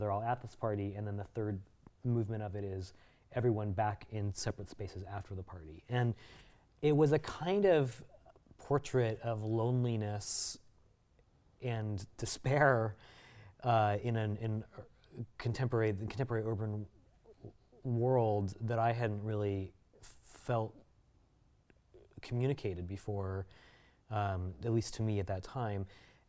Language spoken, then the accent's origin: English; Costa Mesa, California, United States; I grew up in Costa Mesa, California